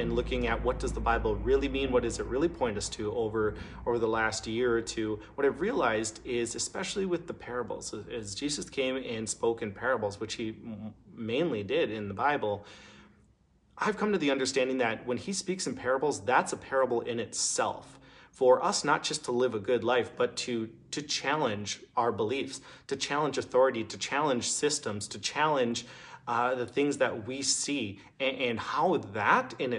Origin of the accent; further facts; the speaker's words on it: Minneapolis, Minnesota, United States; moved away as an adult; now in Duluth, United States; I grew up in Minneapolis